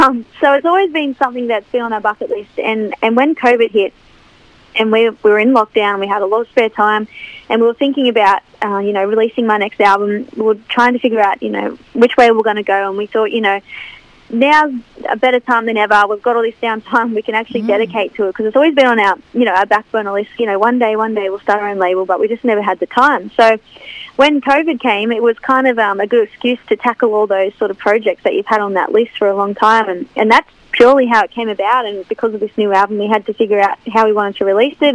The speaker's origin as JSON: {"language": "English", "town": "Cessnock", "region": "New South Wales", "country": "Australia", "tie": "born or raised there", "also_born_or_lived": "Kurri Kurri", "said": "back in my my hometown"}